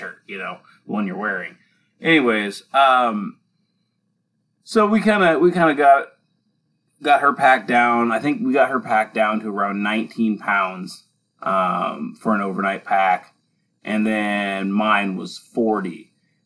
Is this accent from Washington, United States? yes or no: yes; Western Washington, United States; growing up in Western Washington